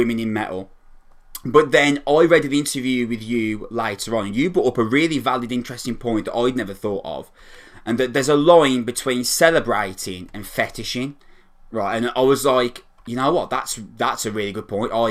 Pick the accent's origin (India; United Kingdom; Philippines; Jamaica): United Kingdom; Wolverhampton, West Midlands; I am a metalhead from Wolverhampton